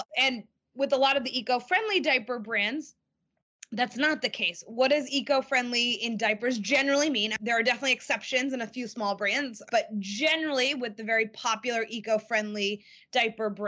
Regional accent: Boston, Massachusetts, United States; I grew up in the Boston area

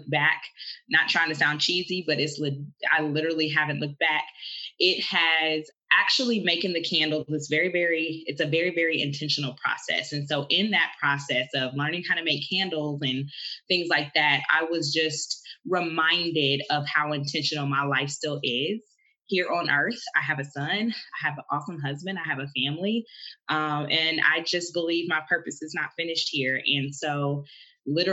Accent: Ohio, United States; I am from Ohio.

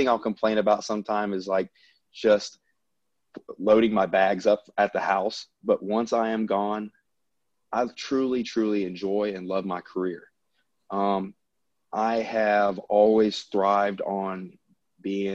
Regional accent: the South, United States; accent: Southern; now in Louisiana, United States

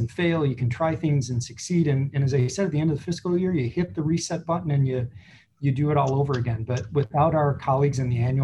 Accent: Joliet, Illinois, United States; my hometown in Joliet

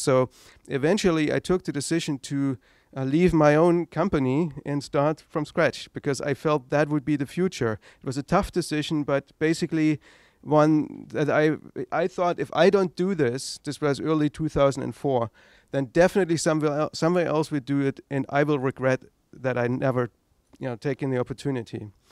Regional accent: East Germany, Germany; English is a second language; moved away as an adult; I grew up in East Germany

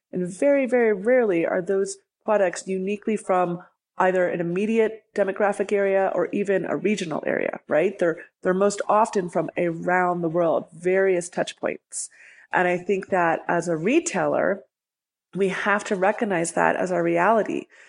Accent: Libertyville, Illinois, United States; now in Denver, United States; I grew up outside of Chicago in a town called Libertyville

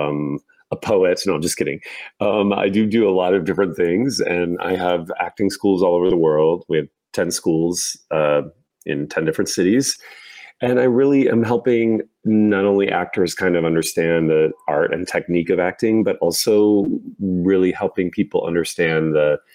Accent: Indiana, United States; moved away as an adult; as a little boy, gay boy growing up in Indiana

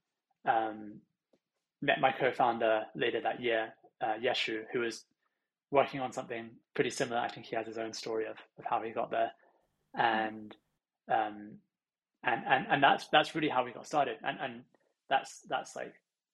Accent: London, United Kingdom; I'm originally from London, and I grew up here

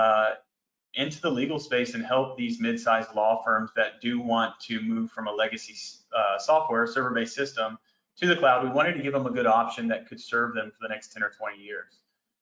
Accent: Greensboro, North Carolina, United States; also born or lived in Arkansas; now in Dallas, United States; I was born in Greensboro, North Carolina, and I currently live here in Dallas

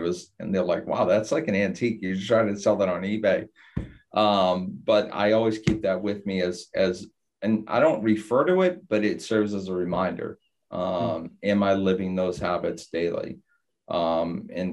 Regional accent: Boston, Massachusetts, United States; now in Florida, United States; I'm coming from Boston, and you know, I grew up in kind of an old school Italian and Irish neighborhood

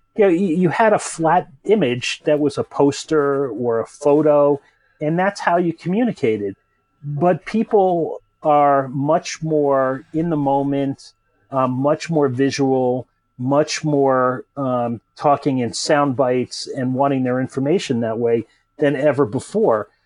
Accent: United States; moved away as an adult; now in Europe; I'm a an American native guy, you know, living in Europe now

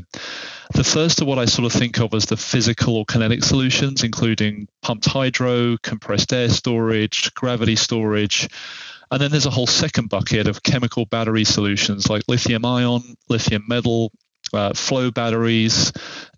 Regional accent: England, United Kingdom; as an Englishman

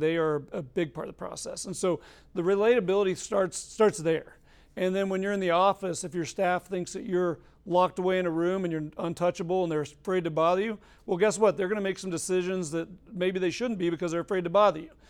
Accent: Colorado, United States; moved away; I'm from Colorado

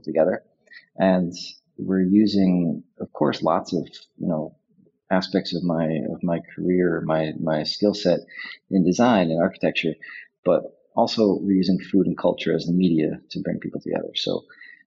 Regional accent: New York City, New York, United States; now in Prague, Czech Republic; I'm from New York City. I currently live in Prague in the center of Europe

